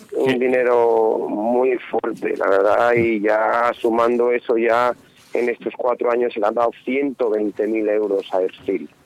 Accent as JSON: {"language": "Spanish", "town": "Ledesma", "region": "Castile and León", "country": "Spain", "said": "en Ledesma, en mi pueblo, con mi gente"}